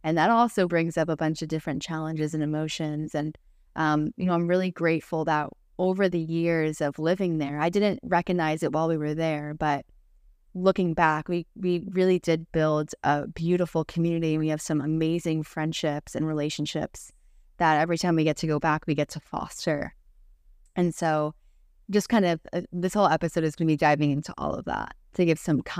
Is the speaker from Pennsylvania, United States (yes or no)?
no; New Jersey, United States; now in Florida, United States; we're from New Jersey and we couldn't tell them already. We lived there, me, my entire life, Sebastian, majority of his life. And we moved to Florida about 3 years ago.